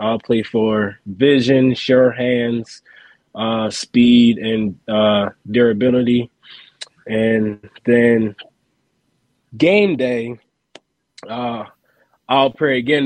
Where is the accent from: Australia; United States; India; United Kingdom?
United States; the South; I'm from the South and I live like 5 minutes from the beach